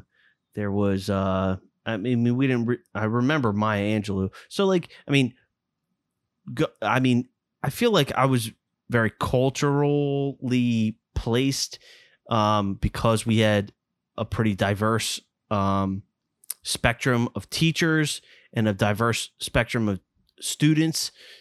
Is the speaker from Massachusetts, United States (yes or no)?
no; Fort Washington, Maryland, United States; we grew up in Fort Washington, for God's sakes.